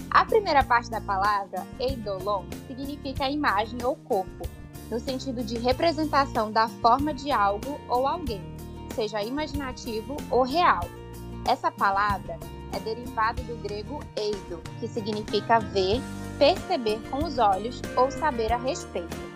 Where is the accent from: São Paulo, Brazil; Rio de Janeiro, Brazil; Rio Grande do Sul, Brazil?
São Paulo, Brazil; Eu sou de São Paulo e eu sou da Assembleia de Deus